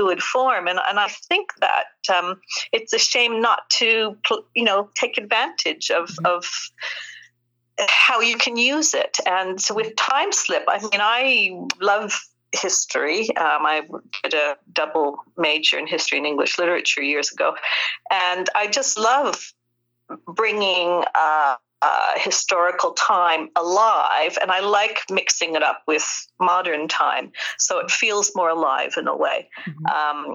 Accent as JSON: {"language": "English", "region": "Newfoundland and Labrador", "country": "Canada", "also_born_or_lived": "Britain", "accent": "Newfoundland", "moved": "as an adult", "lives_now": "United Kingdom", "said": "I'm a Newfoundlander myself"}